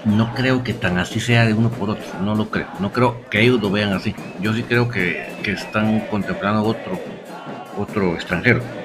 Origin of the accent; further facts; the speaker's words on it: Guatemala; Somos, orgullosamente guatemaltecos